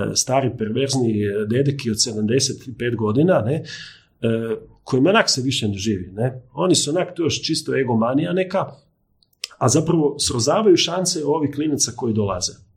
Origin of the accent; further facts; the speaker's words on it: Križevci, Koprivnica-Križevci County, Croatia; ja sam iz Križevaca